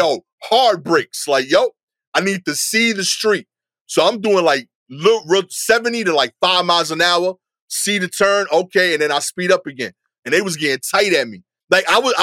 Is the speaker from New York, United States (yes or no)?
yes; New York City, New York, United States; I am a New Yorker through and through